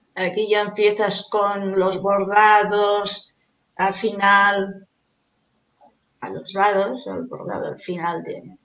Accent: Barcelona, Catalonia, Spain; also born or lived in Caracas, Venezuela; Yo a los seis años ya estaba aquí

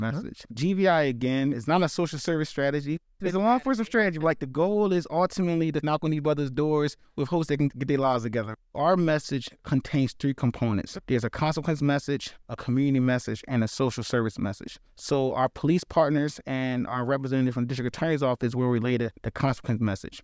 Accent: Philadelphia, Pennsylvania, United States; within the city of Philadelphia, I'm from Germantown.

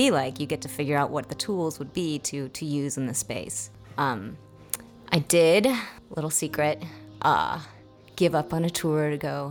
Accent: Seattle, Washington, United States; moved away as an adult; also born or lived in Santa Fe / New York City; I'm actually from Seattle originally, so I ended up moving back home.

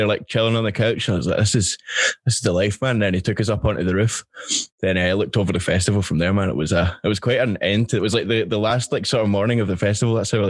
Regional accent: Glasgow, Scotland, United Kingdom; I was like, Glasgow

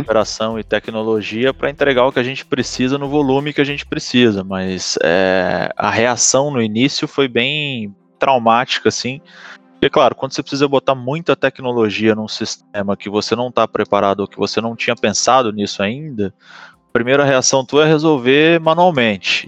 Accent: Itajaí, Santa Catarina, Brazil; como bom sulista de Itajaí, Balneário Camboriú e região

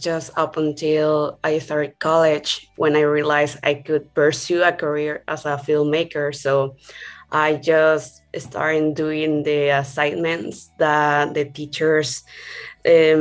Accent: Campeche, Mexico; I'm from Campeche, Mexico

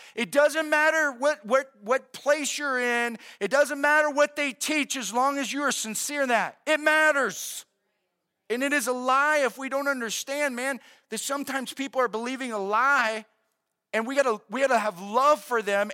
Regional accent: United States

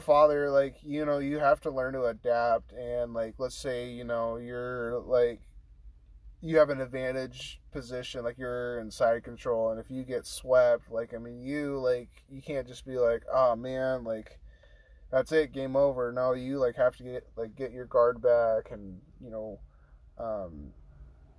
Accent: Monterey, California, United States; I grew up down in Monterey, California

